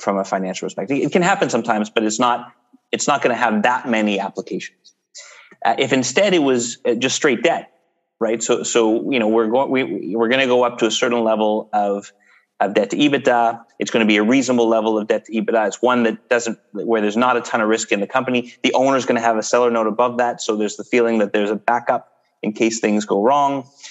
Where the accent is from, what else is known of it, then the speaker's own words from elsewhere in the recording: Canada; we're Canadian